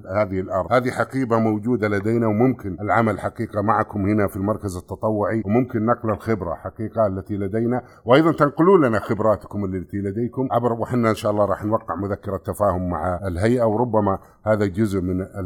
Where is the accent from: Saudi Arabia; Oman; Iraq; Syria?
Saudi Arabia; احنا كسعوديين